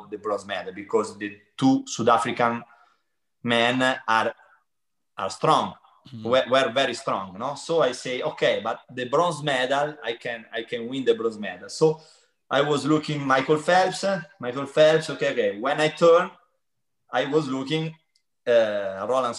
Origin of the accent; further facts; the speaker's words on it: Pesaro, Marche, Italy; English is a second language; moved away as an adult; also born or lived in Turin; I moved to Pesaro, my hometown, when I stop when I finish my school. I move from Pesaro to Torino